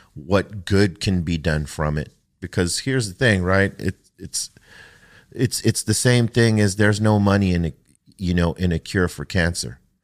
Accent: United States; Growing up on the East Side

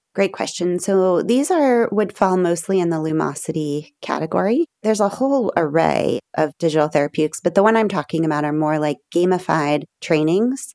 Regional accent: Berkeley, California, United States; I grew up in Berkeley, California, I live today about three miles from the house I grew

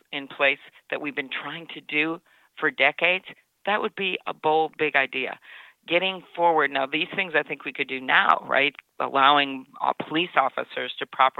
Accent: Midwest, United States; I'm from the Midwest and one of only two candidates up on the stage from the Midwest

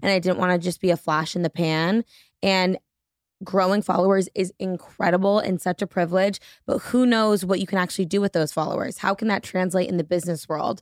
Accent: New Hampshire, United States; now in Boston, United States; I grew up in New Hampshire, currently live in Boston

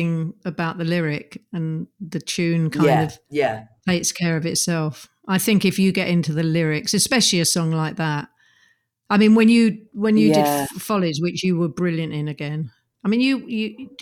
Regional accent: London, United Kingdom; also born or lived in California / New York; I love London. I grew up in London.

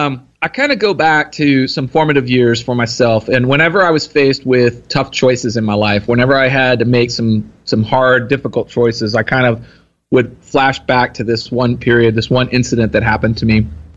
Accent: Texas, United States; Here in Texas.

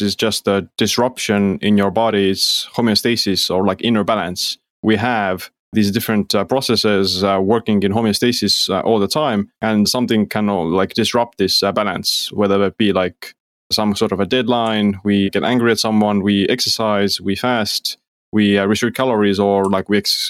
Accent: Estonia; Yeah, well, like I said, I'm from Estonia

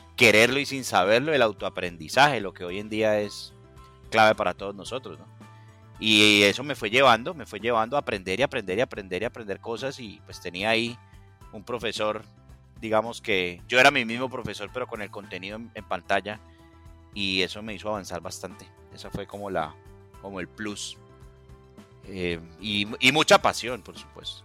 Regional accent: Cali, Valle del Cauca, Colombia; now in United States; soy de Cali, Colombia, vivo en Estados Unidos en este momento

